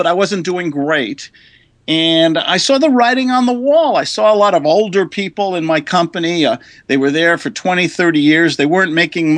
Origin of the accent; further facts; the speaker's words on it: New York City, New York, United States; moved away; also born or lived in New Jersey / Colorado; I'm from New York City originally